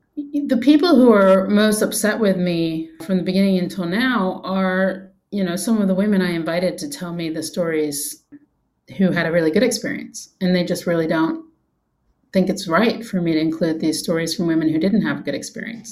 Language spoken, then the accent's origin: English; England, United Kingdom; I grew up in England